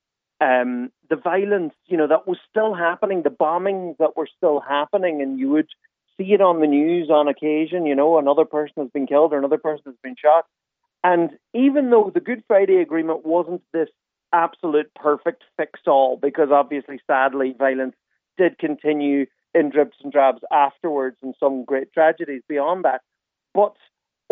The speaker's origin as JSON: {"language": "English", "town": "Letterkenny", "region": "Ulster", "country": "Ireland", "tie": "born or raised there", "said": "I grew up in Letterkenny"}